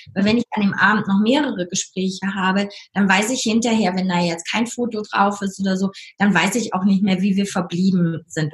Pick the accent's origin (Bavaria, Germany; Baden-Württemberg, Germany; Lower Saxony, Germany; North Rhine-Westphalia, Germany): North Rhine-Westphalia, Germany; moved away as an adult; also born or lived in United States; now in Lake Constance, Germany; von meiner Heimat Nordrhein-Westfalen